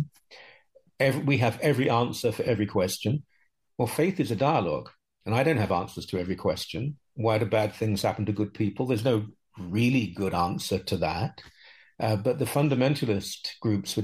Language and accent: English; United Kingdom; now in Canada; I'm 63, I grew up in Britain